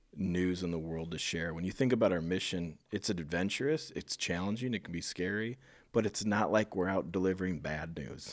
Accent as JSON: {"language": "English", "region": "Iowa", "country": "United States", "also_born_or_lived": "Phoenix area, Arizona", "moved": "as an adult", "said": "I'm from Iowa, so I knew it, but I moved back from the Phoenix area in January"}